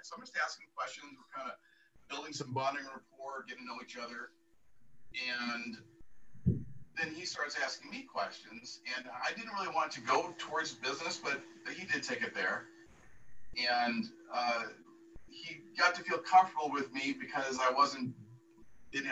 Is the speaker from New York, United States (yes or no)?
no; Escondido, California, United States; we're both from Escondido.